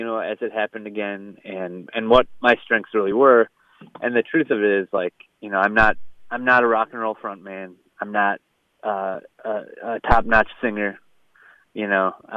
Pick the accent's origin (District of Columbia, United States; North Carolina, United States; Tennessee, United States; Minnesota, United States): Minnesota, United States; St. Paul; the unofficial mayor of St. Paul. And it just caught on. Like, people started using that and calling me that. And, you know, I have a lot of pride for my hometown.